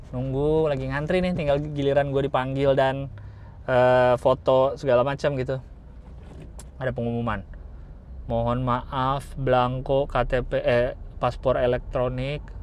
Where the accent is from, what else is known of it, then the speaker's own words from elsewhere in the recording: Jakarta, Indonesia; gua lahir dan besar di Jakarta